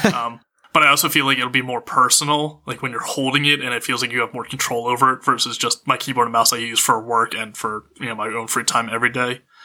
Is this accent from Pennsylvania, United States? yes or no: yes; Pennsylvania, United States; now in Los Angeles, United States; growing up in Pennsylvania